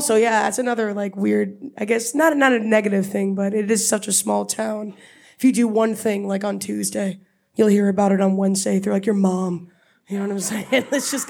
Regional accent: Block Island, Rhode Island, United States; I'm only 24 years old, so I grew up there at a different time than other people.

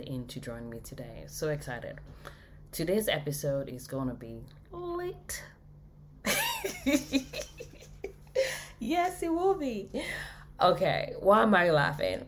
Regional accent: Nigeria; moved away as an adult; now in United States; I was born in Nigeria

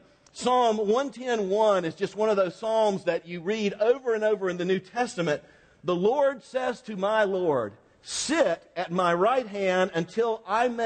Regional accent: Florida, United States; I'm from Florida

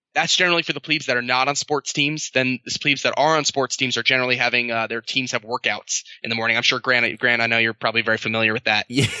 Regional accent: New York City, New York, United States; moved away as an adult; also born or lived in Annapolis; now in Hawaii, United States; I'm originally from New York City. That's where I grew up

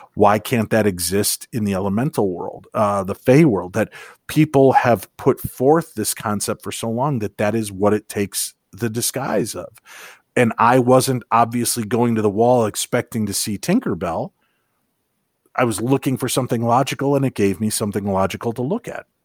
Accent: Illinois, United States; I grew up in Illinois, so I had seen lightning bugs before

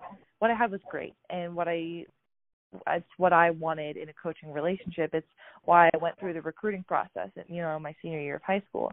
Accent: Colorado Springs, Colorado, United States; moved away as an adult; also born or lived in Oregon / Washington; now in Seattle, United States; I grew up in Colorado Springs, went to Air Academy High School

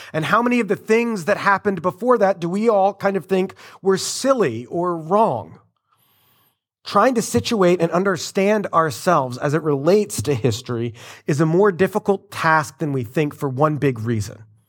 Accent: United States; us, uh, Americans

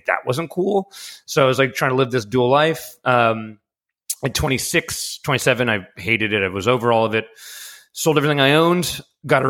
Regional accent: New York City, New York, United States; I grew up in New York City

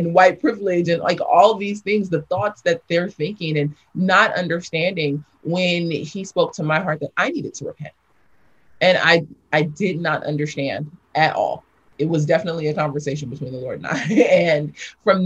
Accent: Los Angeles, California, United States; also born or lived in South Africa; I grew up in South Los Angeles.

